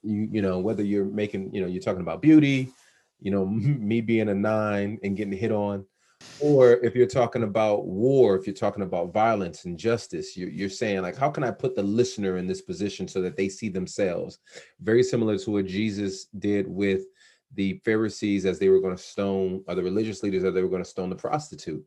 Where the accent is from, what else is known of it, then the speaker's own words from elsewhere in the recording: outside Los Angeles, California, United States; I grew up in outside Los Angeles